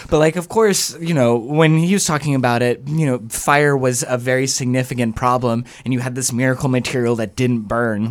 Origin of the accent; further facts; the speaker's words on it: the South, United States; I'm from the South, like, you know, uh, fire and brimstone, uh, like, Southern baptism